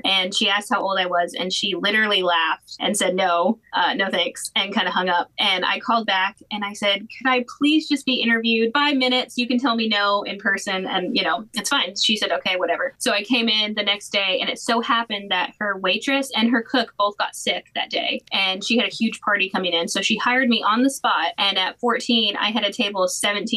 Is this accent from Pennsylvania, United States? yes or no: no; right outside of Memphis, Tennessee, Arkansas, United States; now in South Carolina, United States; I grew up in Arkansas, right outside of Memphis, Tennessee